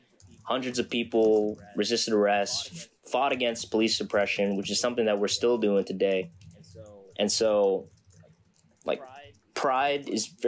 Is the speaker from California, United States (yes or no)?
no; New York City, New York, United States; And that makes me proud as a New Yorker.